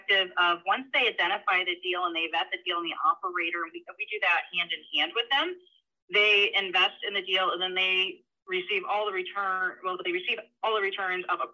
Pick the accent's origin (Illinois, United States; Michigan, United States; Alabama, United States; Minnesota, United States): Michigan, United States; moved away as an adult; also born or lived in Florida; So I was born and raised in Michigan, moved to Florida, got a job there.